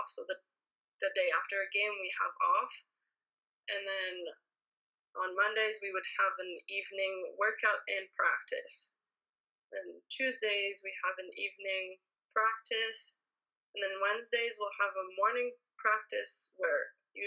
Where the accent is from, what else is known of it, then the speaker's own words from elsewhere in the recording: Ottawa, Ontario, Canada; moved away as an adult; now in Austria; growing up in Ottawa, I never actually wanted to go to the University of Ottawa